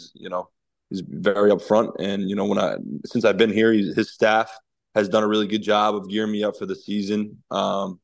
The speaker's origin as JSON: {"language": "English", "town": "Lincroft", "region": "New Jersey", "country": "United States", "tie": "born or raised there", "moved": "as an adult", "said": "growing up in Lincroft, New Jersey"}